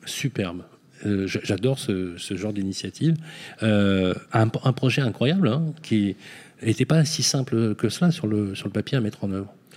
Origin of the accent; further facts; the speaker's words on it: Lyon, Auvergne-Rhône-Alpes, France; Je suis né à Lyon, donc, euh, je vais être, euh, dans ma ville